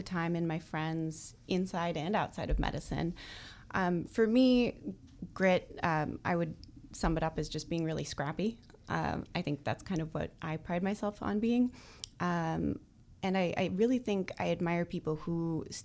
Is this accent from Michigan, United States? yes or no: no; Madison, Wisconsin, United States; moved away as an adult; also born or lived in San Francisco, California; I was born and raised in Madison, Wisconsin